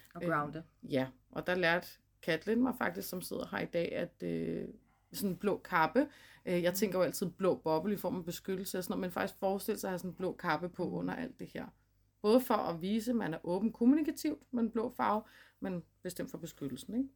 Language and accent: Danish; Gadstrup, Zealand, Denmark; I dag der sidder vi i mit barndomshjem, … barndomshjem i Gadstrup